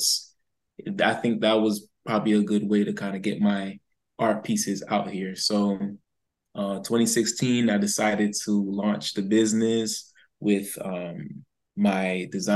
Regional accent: West Palm Beach, Florida, United States; I'm from West Palm Beach, Florida

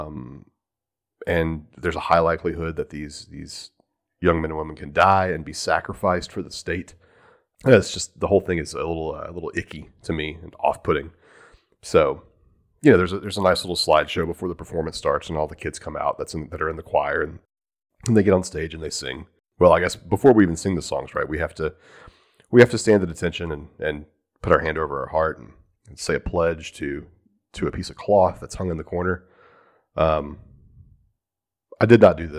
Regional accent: Texas, United States; as a Texan

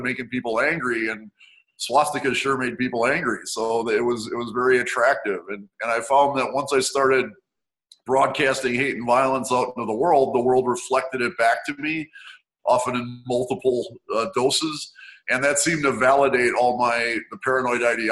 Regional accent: Milwaukee, Wisconsin, United States; I was born and raised in Milwaukee, Wisconsin

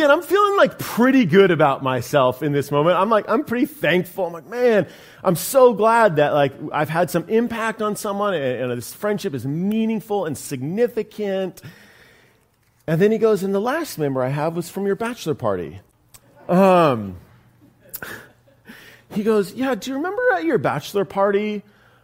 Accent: Humboldt County, California, United States; also born or lived in Central Valley, California; I was born in the Central Valley, California. I try not to say that too loudly because it's kind of an embarrassing place to be born in. But my family moved away, thank God, to Northern California. I grew up in Humboldt County.

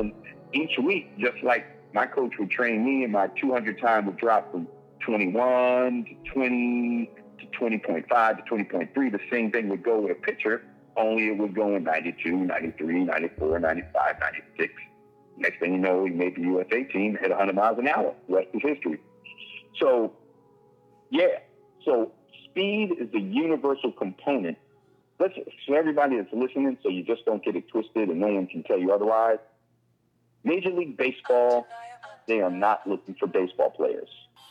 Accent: New York City, New York, United States; We're from New York, Rob. We come from a place where someone's trying to sell you that Brooklyn Bridge every single day.

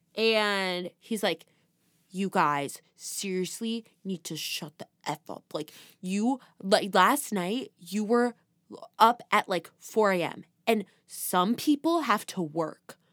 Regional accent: California, United States; We're from California

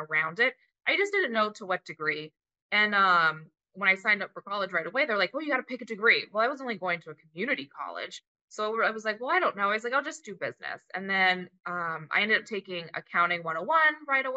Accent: Florida, United States; I grew up in Florida my whole life.

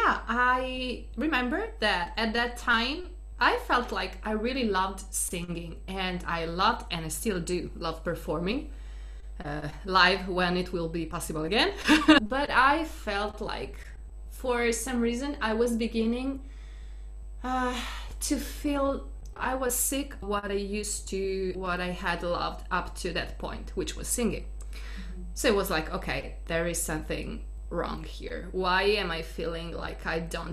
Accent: Italy; English is a second language; also born or lived in Boston, United States; I am Italian, born and raised in Italy

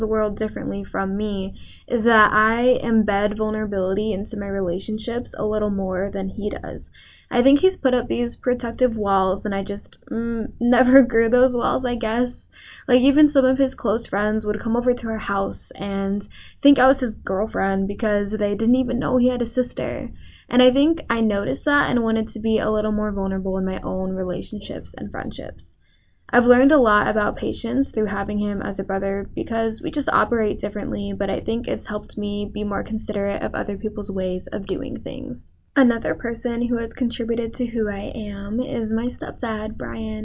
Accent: Tampa, Florida, United States; I grew up in Tampa, Florida

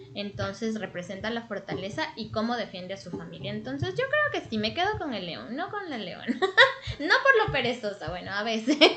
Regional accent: Quito, Pichincha, Ecuador; yo soy de Quito, Ecuador

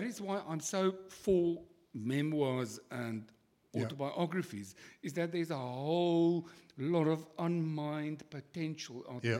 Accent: Cape Town, Western Cape, South Africa; I was born out of wedlock, and then I grew up in Kloof Street in boarding houses with my mother, who was very poor.

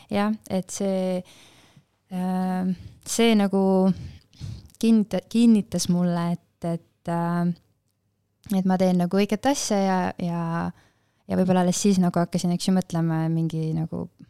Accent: Pajusti, Lääne-Viru County, Estonia; me oleme Pajustist pärit

